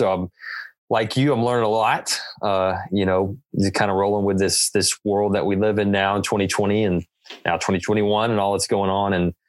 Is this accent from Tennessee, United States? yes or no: yes; Tennessee, United States; moved away as an adult; now in Kansas City, United States; See, I'm from Tennessee